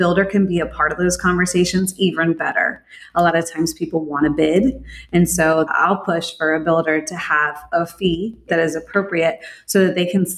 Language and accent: English; Florida, United States; I am a sixth generation Floridian, which in itself is pretty rare. Born and raised in Florida